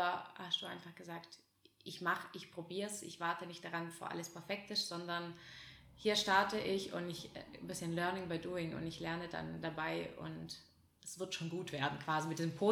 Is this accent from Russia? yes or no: yes; Russia; now in Germany; Wir sind ja aus Russland hergekommen